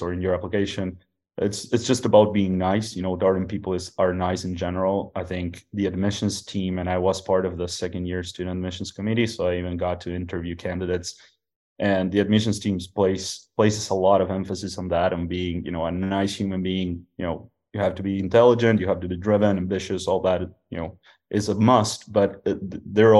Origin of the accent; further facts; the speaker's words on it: Uruguay; also born or lived in Mexico City, Mexico; now in United States; I'm originally from Uruguay, South America